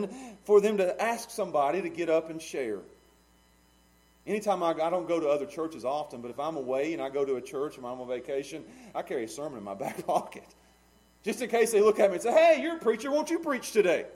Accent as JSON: {"language": "English", "town": "Pound", "country": "United States", "tie": "born or raised there", "said": "I love being a small town Pound boy. I've said Pound about 5 times now. I love Pound. That's my hometown."}